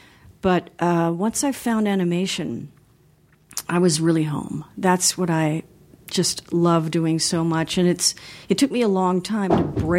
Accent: Los Angeles, California, United States; also born or lived in Beverly Hills; Well, I grew up in Los Angeles. I grew up part of the time in Beverly Hills.

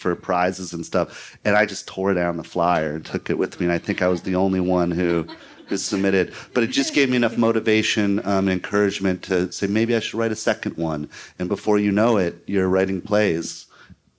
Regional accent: St. Louis, Missouri, United States; I grew up in St. Louis

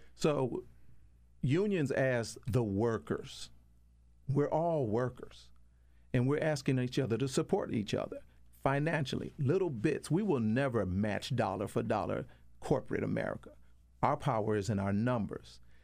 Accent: Detroit, Michigan, United States; I'm from Detroit, Michigan

